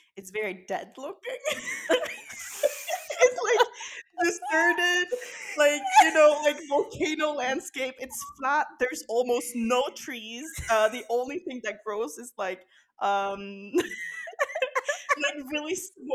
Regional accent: Kristiansand, Agder, Norway; my hometown of Kristiansand

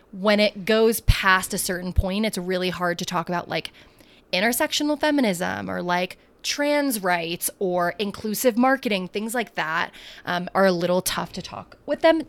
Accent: United States; I'm not an immigrant. I was born here

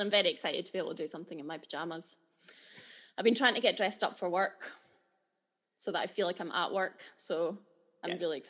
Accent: Alyth, Scotland, United Kingdom; also born or lived in Linlithgow / Aberdeen / London / Kirkcaldy; I'm originally from Linlithgow, and then when I was wee, we moved up to Aileth, which is a little town near Dundee. And then I've lived in a lot of places. I'm not going to list everywhere I've lived. I lived in Aberdeen, sort of on and off. I've lived in Aberdeen four separate times.

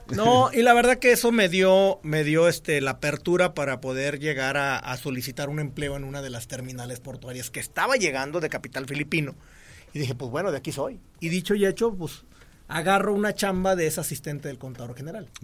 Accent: Cihuatlán, Jalisco, Mexico; moved away; also born or lived in Colima; en Jalisco, en Cihuatlán, que es mi pueblo.

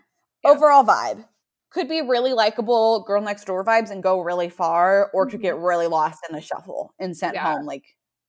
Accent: Nebraska, United States; now in Texas, United States; We're both from Nebraska.

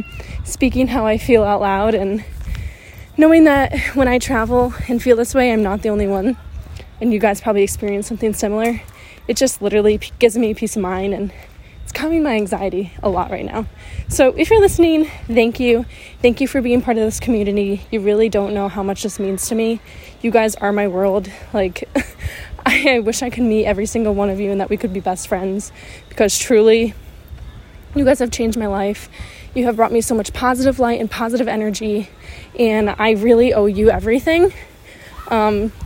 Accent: New York, United States; I'm from New York

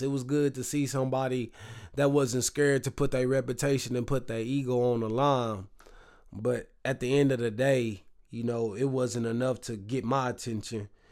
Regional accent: the South, United States; I'm from the South

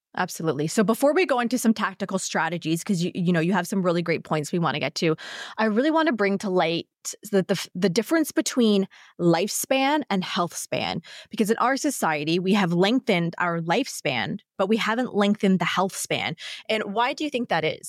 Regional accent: Canada; being a Canadian, living in, uh, winter climate here

